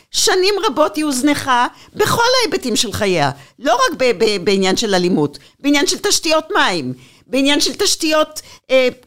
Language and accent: Hebrew; Beersheba, Southern District, Israel; היות וחלק מחיי גדלתי בבאר שבע